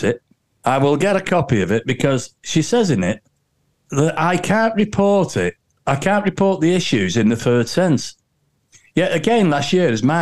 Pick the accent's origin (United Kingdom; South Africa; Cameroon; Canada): United Kingdom; Warrington, North West England; I was born and bred in Warrington. I've lived in Warrington North for 40 years